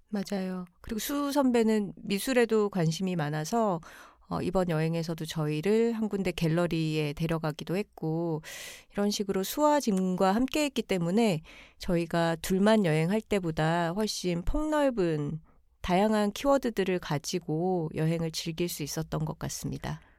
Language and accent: Korean; Busan, South Korea; now in Seoul, South Korea; 저희는 부산에 어린 시절에 살았기 때문에